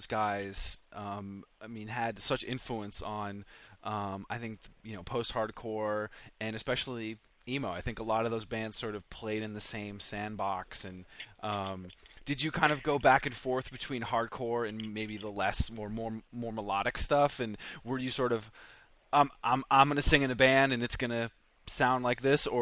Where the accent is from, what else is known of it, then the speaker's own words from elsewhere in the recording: Vermont, United States; I grew up in Vermont.